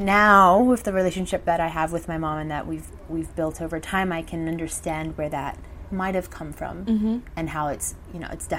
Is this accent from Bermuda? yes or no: yes; Bermuda; also born or lived in Mexico / Brazil; now in London, United Kingdom; I'm originally from Bermuda, born and raised, which is, had a very lovely, you know, beautiful childhood growing up on beautiful tropical island.